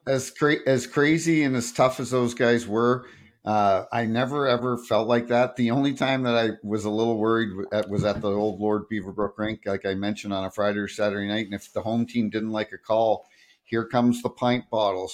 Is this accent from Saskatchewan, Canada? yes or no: no; Hampton, New Brunswick, Canada; also born or lived in Toronto / Sault Ste. Marie; now in Saint Louis, United States; I grew up in a small town called Hampton, just outside of Saint John